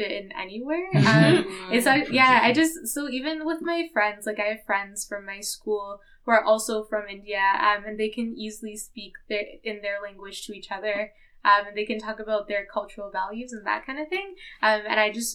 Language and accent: English; Edmonton, Alberta, Canada; first language English; I was born in Edmonton. I've grown up here my whole life.